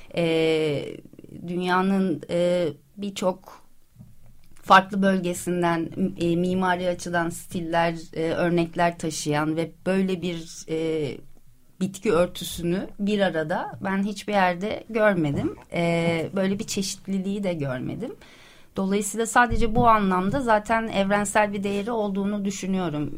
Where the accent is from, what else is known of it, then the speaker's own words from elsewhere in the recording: Ankara, Turkey; also born or lived in Istanbul; now in Princes' Islands, Turkey; ben Ankaralıyım, çok severim şehrimi